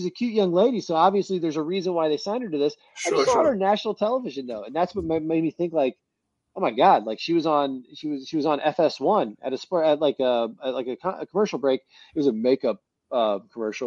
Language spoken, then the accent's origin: English; Tallahassee, Florida, United States; I grew up in Tallahassee